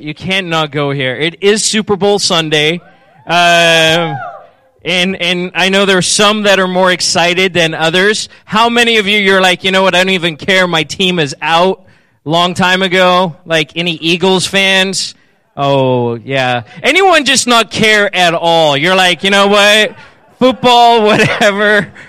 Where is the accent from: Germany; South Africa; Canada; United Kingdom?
South Africa; I've mentioned I'm originally from South Africa, and so I used to say strawberry, but I've since lost the accent a little bit.